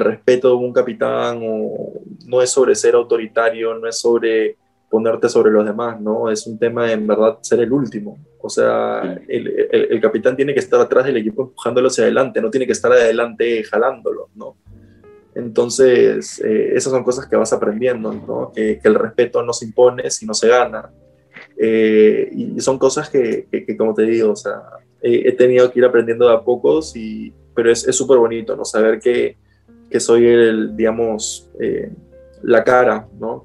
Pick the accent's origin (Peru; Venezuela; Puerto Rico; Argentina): Peru; yo soy peruano